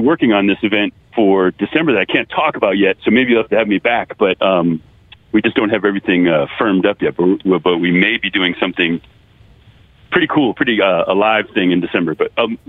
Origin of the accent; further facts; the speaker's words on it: New England, United States; now in Southern California, United States; I'm from New England. I live in Southern California.